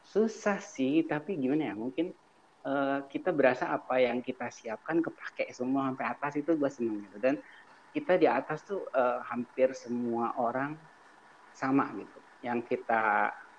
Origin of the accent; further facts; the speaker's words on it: Cilegon, Banten, Indonesia; kita kan dari Cilegon